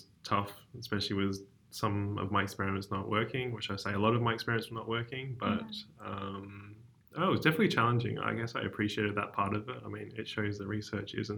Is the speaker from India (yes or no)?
no; Perth, Western Australia, Australia; I was born and raised in Perth